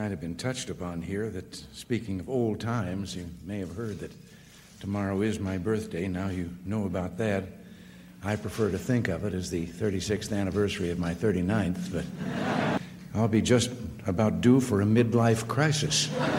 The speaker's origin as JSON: {"language": "English", "town": "Tampico", "region": "Illinois", "country": "United States", "tie": "born there", "said": "75 years ago, I was born in Tampico, Illinois, in a little flat above the bank building."}